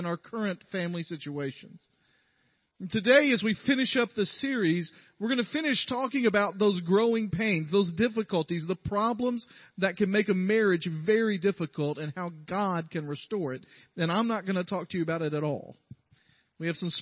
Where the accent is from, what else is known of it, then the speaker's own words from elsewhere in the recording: the South, United States; I'm from the South